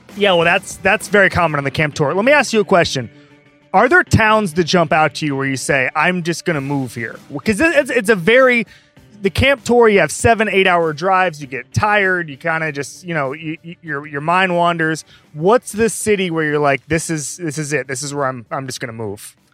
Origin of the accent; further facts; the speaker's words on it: Orlando, Florida, United States; I'm from Orlando